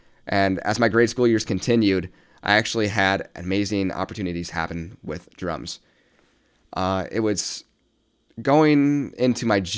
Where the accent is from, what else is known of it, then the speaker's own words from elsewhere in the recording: Midwest, United States; Again, I came from the Midwest, a place where opportunity, especially creative arts, is not really granted unless you make that path for yourself.